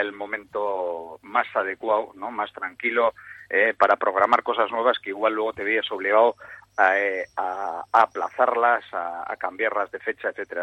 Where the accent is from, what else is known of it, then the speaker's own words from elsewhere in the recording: Bilbao, Basque Country, Spain; como somos muy bilbaínos